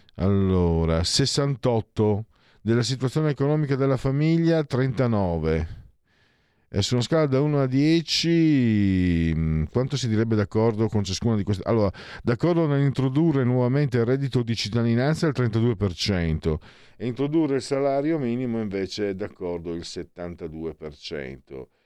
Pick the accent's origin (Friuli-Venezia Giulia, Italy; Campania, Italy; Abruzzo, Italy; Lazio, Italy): Friuli-Venezia Giulia, Italy; vengo dal Friuli